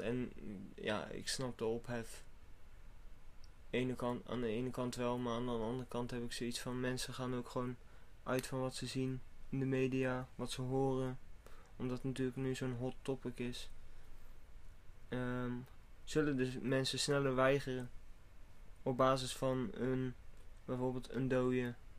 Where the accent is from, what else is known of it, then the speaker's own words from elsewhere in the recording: Netherlands; als Nederlander zijnde